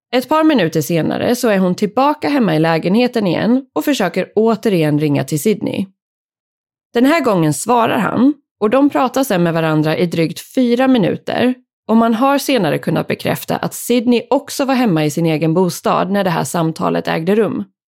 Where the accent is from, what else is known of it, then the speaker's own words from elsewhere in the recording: Sweden; här hemma i Sverige